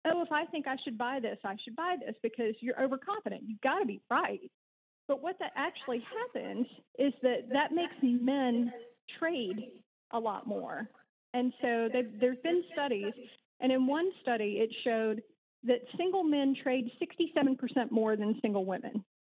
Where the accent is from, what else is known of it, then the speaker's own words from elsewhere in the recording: Alabama, United States; accent: twang; moved away as an adult; also born or lived in Kentucky / Massachusetts / Nashville; There is just a hint of twang in my voice, which will reveal me to uh, to have been born and raised in South and Alabama, actually lived there, went to high school there